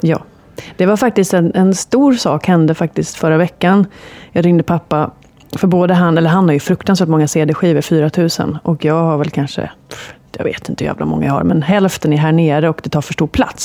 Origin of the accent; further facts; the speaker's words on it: Gothenburg, Västra Götaland, Sweden; Jag är från Göteborg